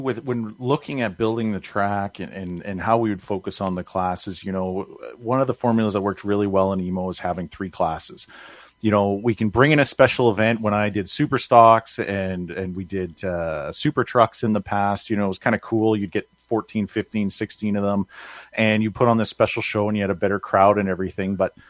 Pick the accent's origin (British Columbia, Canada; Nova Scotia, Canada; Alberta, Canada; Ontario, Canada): Ontario, Canada; Emo; So I'm originally from Emo Speedway. If people who've listened to me be interviewed through you before